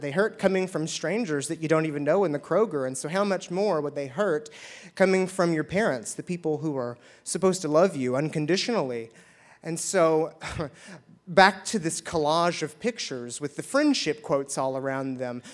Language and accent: English; Shepherdsville, Kentucky, United States; I'm from Shepherdsville